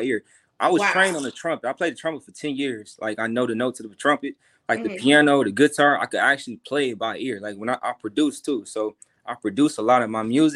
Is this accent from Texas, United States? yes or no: no; Milwaukee, Wisconsin, United States; moved away as an adult; now in Los Angeles, United States; I'm from Milwaukee, Wisconsin, you know, Midwest. I live out in LA now